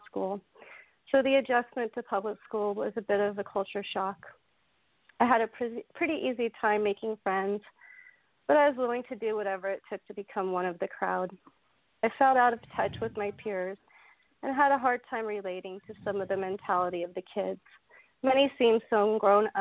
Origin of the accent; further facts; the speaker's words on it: Marin County, California, United States; I was born and raised in Marin County, California, just north of San Francisco